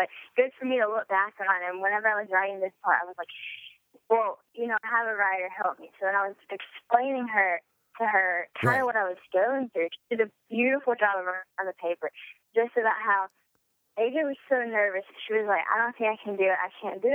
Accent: Louisiana, United States; growing up in Louisiana

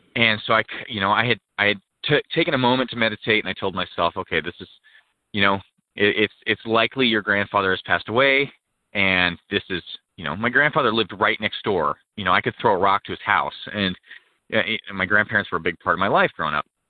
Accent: Pacific Northwest, Washington, United States; I was born in uh, the Pacific Northwest, um, pretty rural area

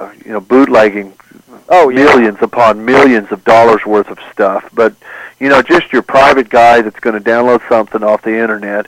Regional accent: Oklahoma Panhandle, United States; I grew up in the Oklahoma Panhandle

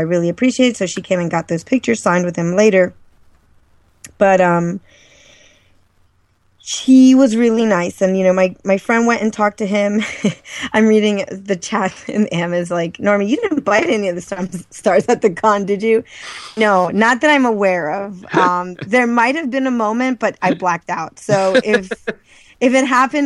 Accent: Maryland, United States; born or raised there

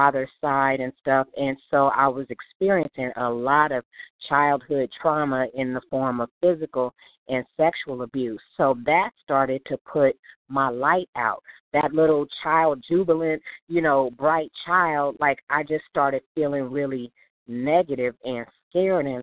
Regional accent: Los Angeles, California, United States; I was born and raised in South Central Los Angeles

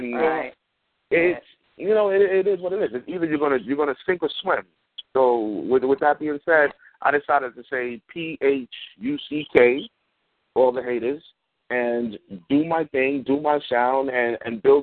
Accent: New York City, New York, United States; being a black kid growing up in Bed-Stuy in the 80s

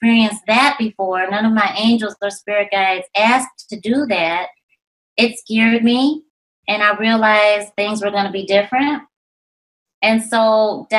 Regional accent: Rochester, New York, United States; I was raised in Rochester, New York

